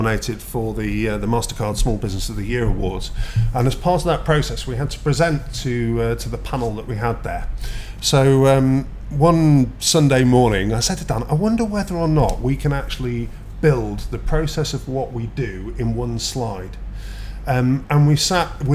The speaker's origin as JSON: {"language": "English", "country": "United Kingdom", "tie": "born or raised there", "moved": "yes", "lives_now": "Dubai, United Arab Emirates"}